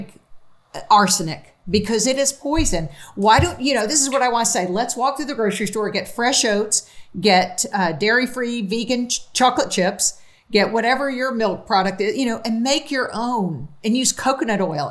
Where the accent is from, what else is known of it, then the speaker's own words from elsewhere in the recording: Newark, New Jersey, United States; I was born in Newark, New Jersey, so those are my people